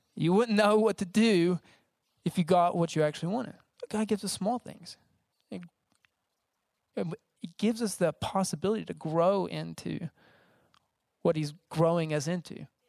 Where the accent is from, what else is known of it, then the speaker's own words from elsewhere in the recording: United States; I'm from America